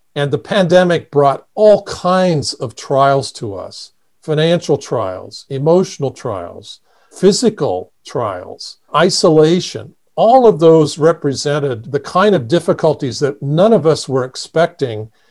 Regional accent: Indiana, United States; moved away as an adult; now in Kansas City, United States; I grew up in Indiana, on a farm

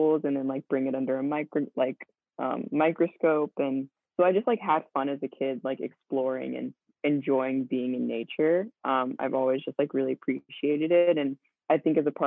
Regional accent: Central Maryland, United States; I grew up in Central Maryland

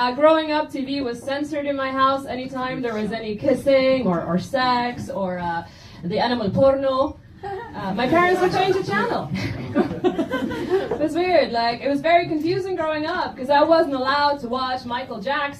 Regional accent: Egypt; English is a second language; Growing up in Egypt, English is not actually my first language.

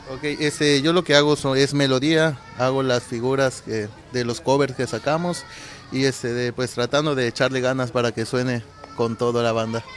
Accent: Villahermosa, Tabasco, Mexico; moved away as an adult; now in Cozumel, Mexico; de Villahermosa, Tabasco.

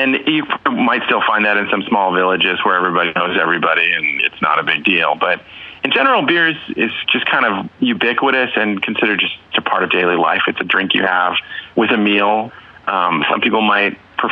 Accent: California, United States; now in Czech Republic; I'm from California

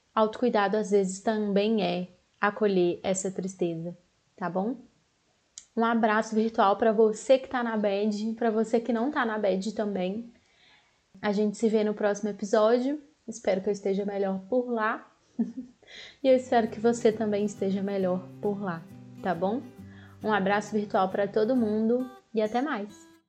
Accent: Belo Horizonte, Minas Gerais, Brazil; eu sou aqui de Belo Horizonte

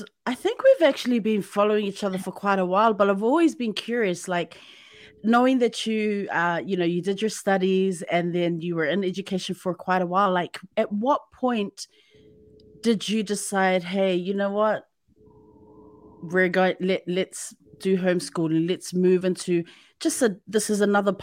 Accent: New Zealand; I'm from New Zealand

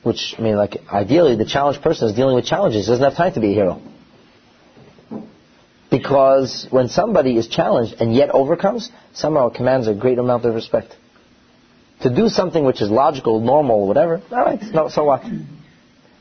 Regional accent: United States; I'm an American, I'm sorry. So, growing up as a young boy in the United States of America

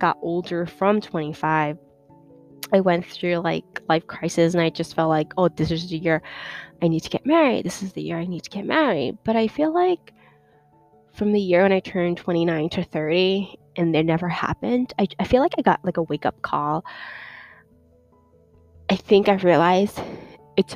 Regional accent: New York City, New York, United States; also born or lived in China; I grew up in New York City

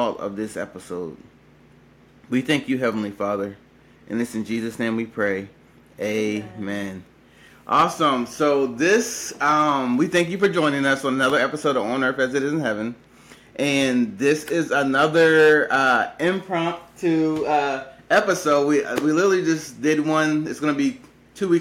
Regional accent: Maryland, United States; I'm actually from the East Coast on Maryland

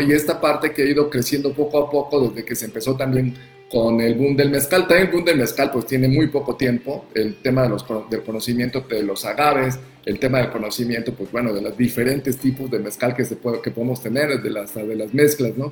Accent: Oaxaca, Mexico; orgullo como oaxaqueños

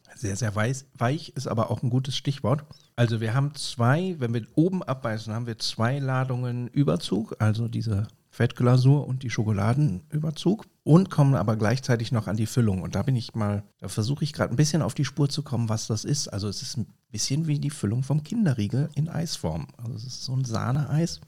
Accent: Bonn, North Rhine-Westphalia, Germany; als Lokalpatriot, als gebürtiger Bonner

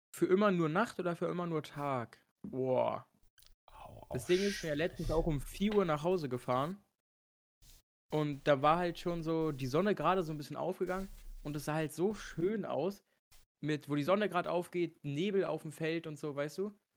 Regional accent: Germany; mein Heimatland nie wieder zu verlassen, dass ich einfach Deutsch spreche

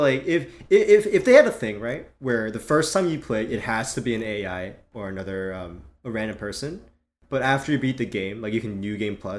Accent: South Korea; especially from growing up in Korea and spending mm-hmm. summers there, where, like, there's mosquitoes everywhere

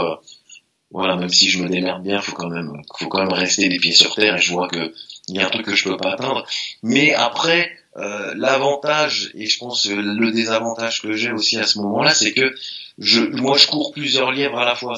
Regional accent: Meaux, Île-de-France, France; also born or lived in Paris; les premières compètes que j'ai fait, etc., les premiers championnats, j'étais enfermé chez moi à Meaux

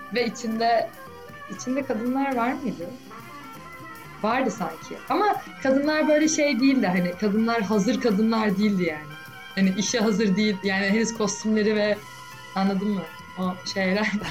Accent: Istanbul, Turkey; benim de doğduğum büyüdüğüm şehir

